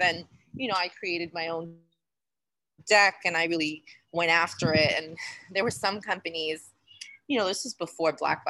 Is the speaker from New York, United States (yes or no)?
yes; Queens, New York, United States; I grew up in Queens, less than a mile and a half from where she's from. I went to high school two blocks from Queensbridge Housing Projects.